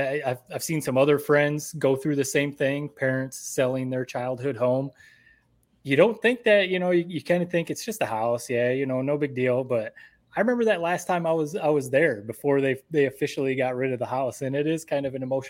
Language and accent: English; Owosso, Michigan, United States; my parents' house, the house that I grew up in Owosso on East Grand River there.